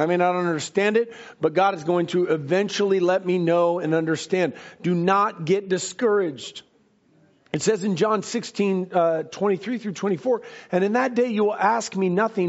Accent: United States; I was born and raised in America

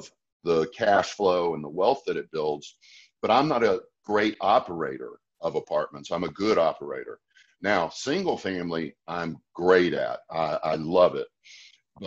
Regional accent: Asheville, North Carolina, United States; moved away as an adult; now in Houston, United States; I'm originally from Asheville, North Carolina. That's where I grew up.

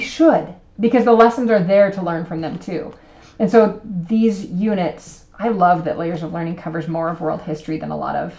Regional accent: United States; we're American

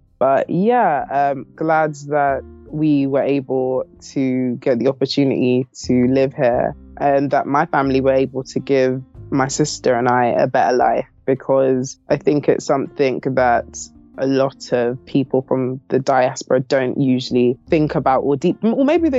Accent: London, United Kingdom; I was born in London, pretty much grown here my whole life

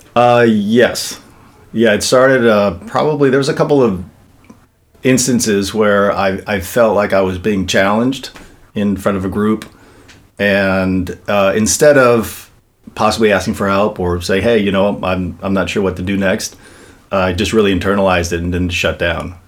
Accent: Los Angeles, California, United States; Venice, California

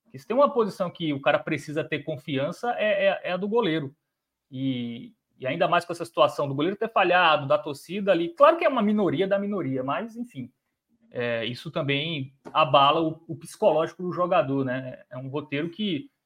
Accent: João Pessoa, Paraíba, Brazil; Eu sou de João Pessoa, Paraíba

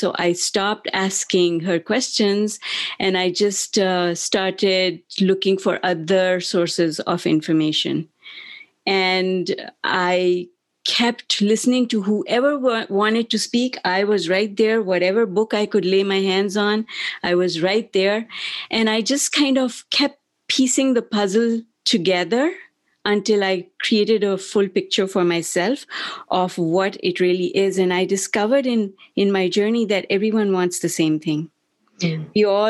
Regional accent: Pakistan; moved away; also born or lived in Germany / United Kingdom; I grew up in Pakistan in my younger years. We're all mixed up, because in the beginning we lived in Germany and the UK, and then we came home to Pakistan, which is where my parents were from

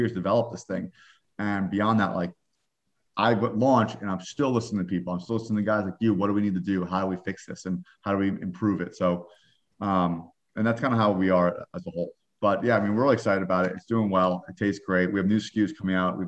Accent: New York, United States; I'm a New Yorker

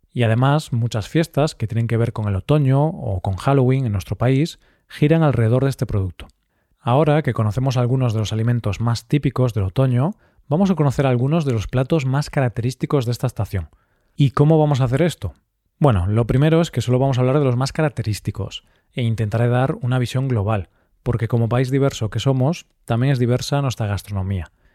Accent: Galicia, Spain; Galicia, mi tierra

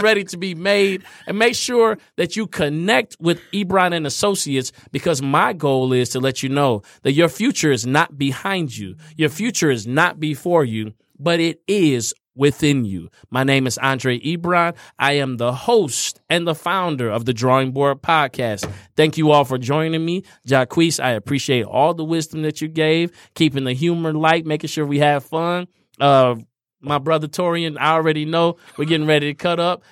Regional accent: Indiana, United States; moved away; I'm a Indiana boy. So I grew up in Indiana.

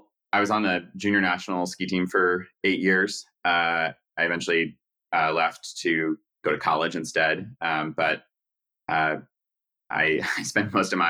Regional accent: New York City, New York, United States; I guess I'm a stereotype of a New Yorker in that my parents are also from New York. We are Jewish.

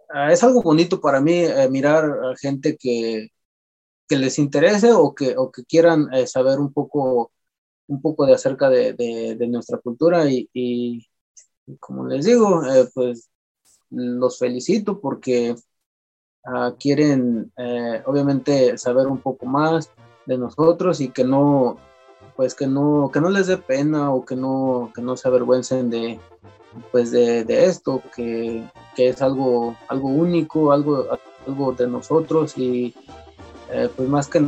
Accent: Michoacán, Mexico; first language Purépecha; Se puede decir que es mi, mi primer, eh, mi lengua materna, obviamente, porque somos purépechas, eh, me siento que, siento que estoy muy, muy identificado con esto

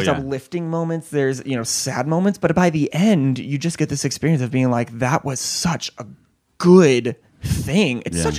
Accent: Illinois, United States; moved away as an adult; also born or lived in Iowa / Ohio; now in San Diego, United States; I'm a big Midwestern boy. I grew up in Illinois. I went to school in Iowa, and then I moved here from Ohio.

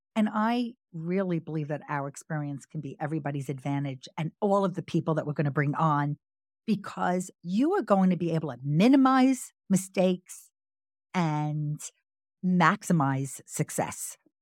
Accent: Long Island, New York, United States; also born or lived in Brooklyn / Manhattan; we both were born in Brooklyn, but he mostly grew up in Staten Island, and I grew up in Long Island.

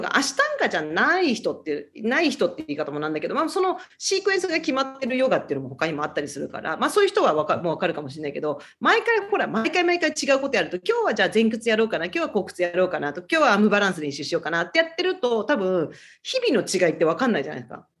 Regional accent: Tokyo, Japan; now in Honolulu, United States; で、私、東京なんですね。あの、元々

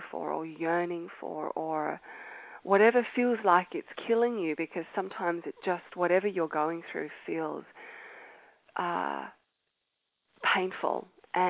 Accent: Australia; accent: Australian; moved away as an adult; As you can tell by my accent, I am Australian, and I was born in Australia

